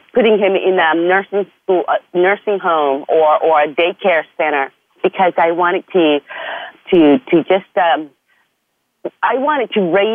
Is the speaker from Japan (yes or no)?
yes; Japan; moved away as an adult; also born or lived in Portland, Oregon, United States / Costa Rica; I was born in Japan and raised in Japan until I finished high school